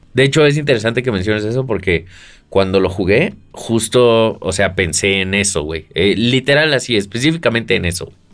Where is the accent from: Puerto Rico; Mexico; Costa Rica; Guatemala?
Mexico; Yo soy mexicano